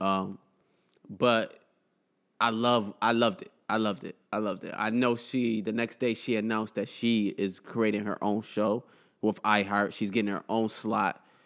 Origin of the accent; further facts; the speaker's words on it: United States; I'm, I'm, was born here. I'm fully American, but my household was cultured as a Somalilander